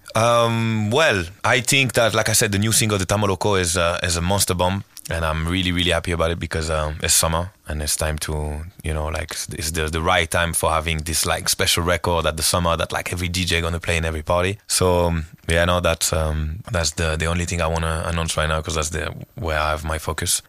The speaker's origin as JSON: {"language": "English", "town": "Marseille", "region": "Provence-Alpes-Côte d'Azur", "country": "France", "tie": "born or raised there", "second_language": "English", "moved": "as an adult", "lives_now": "Lisbon, Portugal", "said": "I go to Marseille. I go to my hometown on Wednesday"}